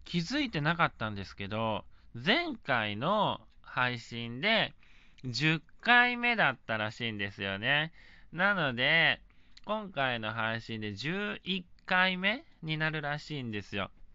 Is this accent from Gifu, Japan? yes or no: no; Shingu, Wakayama, Japan; 地元和歌山県新宮市